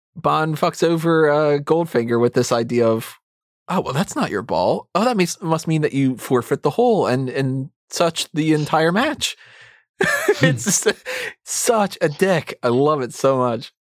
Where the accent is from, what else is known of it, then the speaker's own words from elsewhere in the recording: United States; as an American